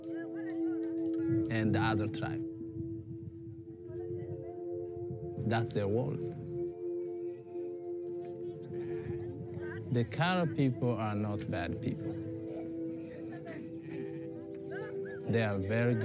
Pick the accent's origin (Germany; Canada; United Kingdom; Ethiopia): Ethiopia; Omo Valley, South Ethiopia Regional State; I'm from the Omo Valley. I love my people